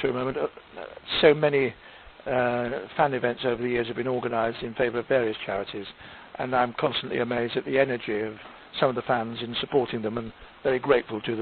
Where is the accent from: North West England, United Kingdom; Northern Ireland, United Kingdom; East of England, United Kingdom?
North West England, United Kingdom; Manchester; I come from Manchester, like him, but we weren't allowed to talk posh in the 1980s.